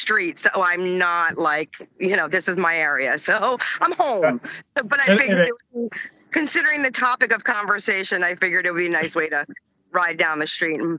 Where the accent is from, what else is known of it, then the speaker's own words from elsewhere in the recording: Old Bridge, New Jersey, United States; I grew up in Old Bridge, which is 2 traffic lights away from Sayreville.